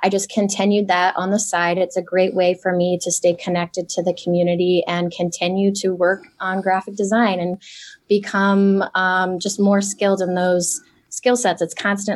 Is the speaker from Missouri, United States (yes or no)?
yes; St. Louis, Missouri, United States; moved away as an adult; also born or lived in Iowa / Chicago; I'm originally from St. Louis